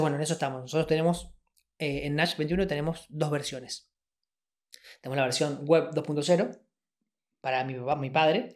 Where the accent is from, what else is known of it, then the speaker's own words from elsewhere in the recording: Argentina; venimos de un país en donde yo nací en el 88 y nací en crisis.